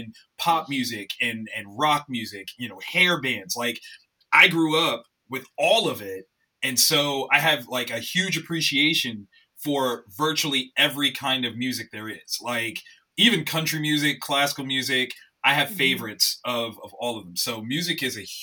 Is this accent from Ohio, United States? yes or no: yes; Columbus, Ohio, United States; I'm born and raised in Columbus, Ohio